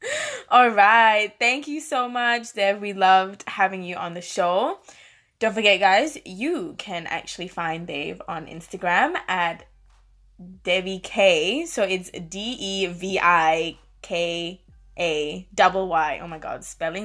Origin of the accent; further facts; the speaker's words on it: Malaysia; accent: Malaysian; now in Australia; i have a malaysian accent like it's there it's not disappeared